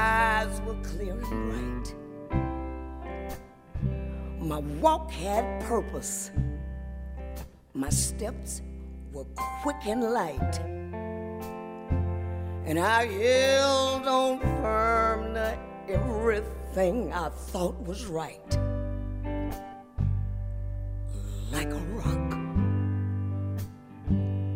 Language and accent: English; Detroit, Michigan, United States; we're from Detroit